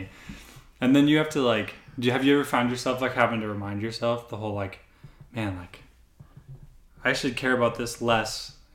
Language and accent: English; Auburn, United States; moved away; I'm from Auburn